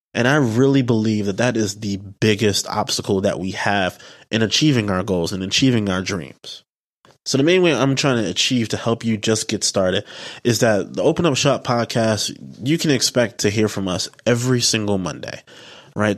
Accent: New York City, New York, United States; also born or lived in Delaware; I am from the Bronx, New York, you know, from the Bronx borough, the best borough

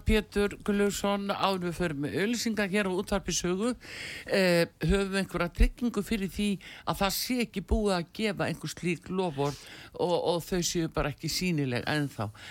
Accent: Iceland

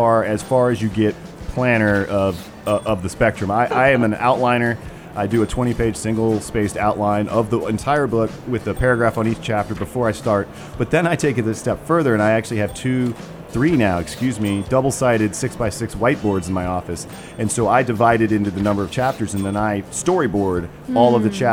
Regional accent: Charlotte, North Carolina, United States; when I was a little boy growing up in Charlotte

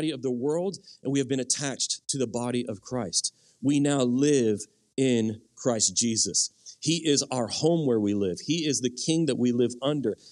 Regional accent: United States; My primary identity is no longer in being American or being Cajun, or I'm not really Cajun anyway. I'm Cajun by marriage

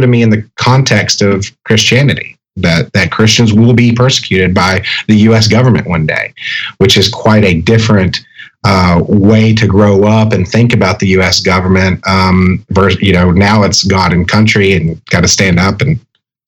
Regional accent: Texas, United States; where I grew up in Texas

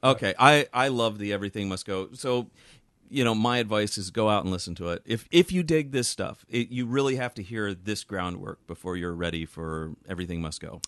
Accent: Virginia, United States; growing up in Virginia

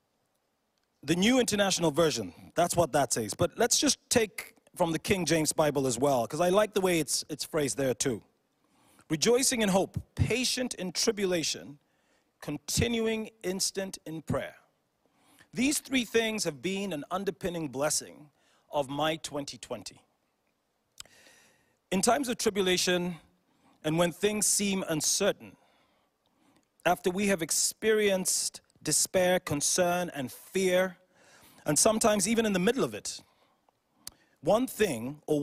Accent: Uganda; I'm from Uganda in East Africa

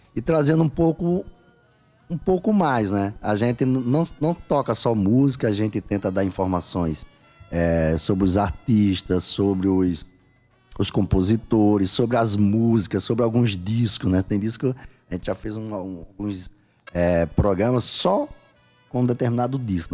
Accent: Mulungu, Paraíba, Brazil; moved away; em Mulungu, que é minha terra natal.

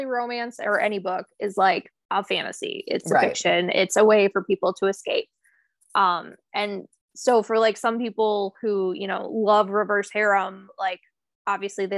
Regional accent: United States; we're American

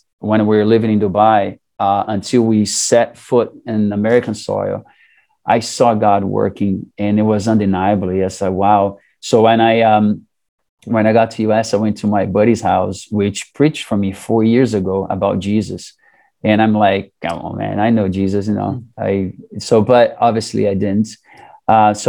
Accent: Brazil; moved away as an adult; also born or lived in Saudi Arabia; now in United States; growing up in Brazil, a lot of the families are Catholics

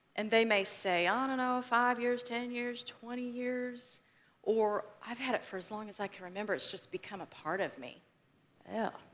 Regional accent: West Texas, United States; moved away; So I grew up in Texas. I consider myself a Texan, right? Because you just do that when you live in Texas. Um, but I grew up in West Texas

